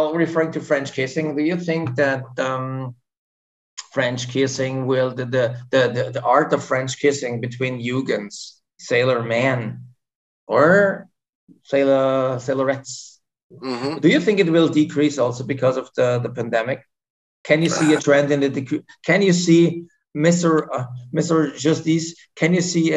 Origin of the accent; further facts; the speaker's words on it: Vienna, Austria; I'm from Vienna, Austria